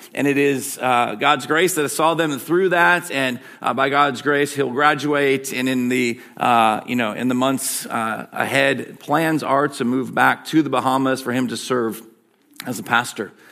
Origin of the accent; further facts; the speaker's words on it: Michigan, United States; accent: Michigan; my Michigan accent